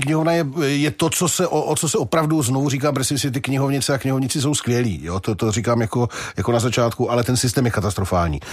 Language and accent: Czech; Czechia; jenom protože jsme se nenaučili německy a anglicky, tak proto jsme Češi